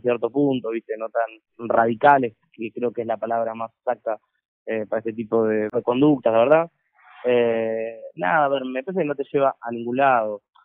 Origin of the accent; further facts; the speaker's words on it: Argentina; moved away; siendo extranjero, y es más, en mi país, en Argentina